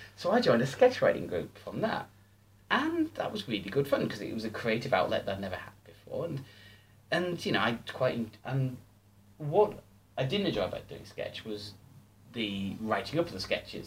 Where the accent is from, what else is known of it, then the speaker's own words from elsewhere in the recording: Stockton-on-Tees, North East England, United Kingdom; moved away as an adult; I moved back to my hometown of Stockton. This was two thousand and ten, so Stockton Tees in the northeast of England.